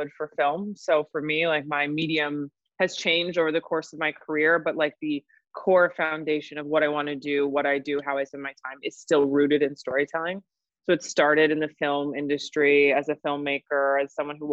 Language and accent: English; New York City, New York, United States; I'm born and raised in New York. I'm a true New Yorker.